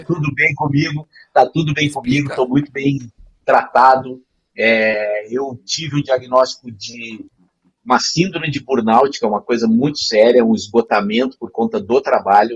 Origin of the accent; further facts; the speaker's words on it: Porto Alegre, Rio Grande do Sul, Brazil; moved away; lá na minha terra, no jogo do Inter